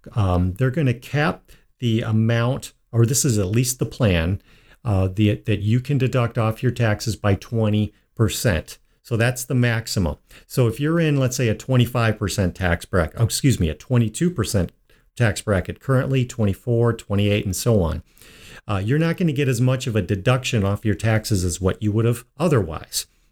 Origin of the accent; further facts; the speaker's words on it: Midwest, United States; being a Midwesterner